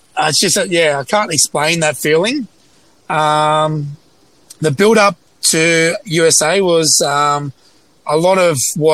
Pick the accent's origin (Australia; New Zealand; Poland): Australia; Sydney, New South Wales; my hometown, Sydney